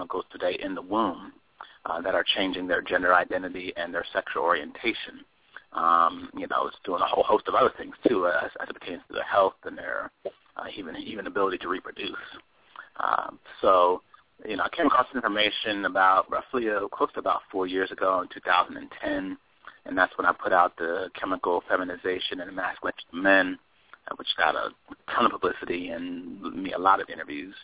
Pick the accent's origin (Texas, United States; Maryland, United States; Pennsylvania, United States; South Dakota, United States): Pennsylvania, United States; Philadelphia; now in Atlanta, United States; I'm originally from Philadelphia.